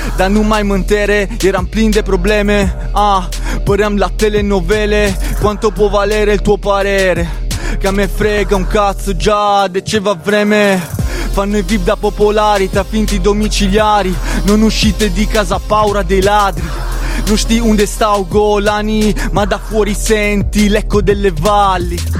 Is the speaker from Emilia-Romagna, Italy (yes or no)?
no; province of Turin, near Val di Susa, Piedmont, Italy; Sì, provincia di Torino, diciamo più provincia che Torino, perché comunque vicino alla Val di Susa